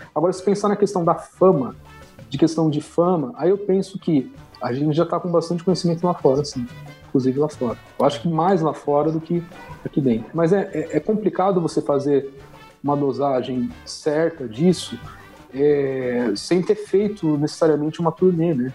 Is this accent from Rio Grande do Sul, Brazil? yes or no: no; Carapicuíba, São Paulo, Brazil; eu sou de Carapicuíba, mas eu não moro em Carapicuíba, eu moro no interior de Carapicuíba